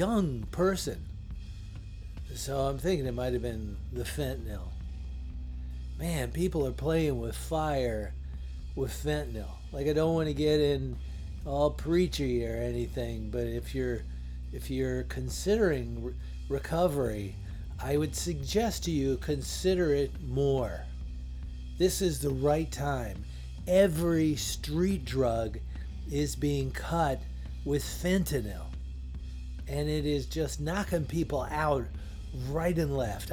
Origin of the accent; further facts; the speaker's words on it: Woodbridge, Virginia, United States; my hometown of Woodbridge, Virginia